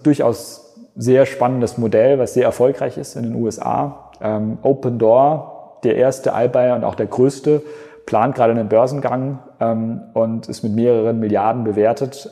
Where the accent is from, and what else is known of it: Germany